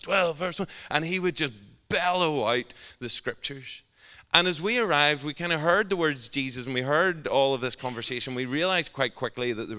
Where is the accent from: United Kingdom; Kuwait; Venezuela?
United Kingdom; Northern Ireland; I'm from Northern Ireland